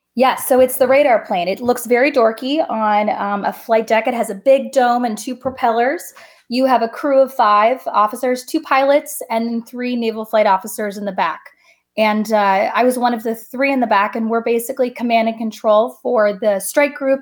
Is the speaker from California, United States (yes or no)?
yes; Coronado, California, United States; I grew up in Coronado, California, so heavy Navy town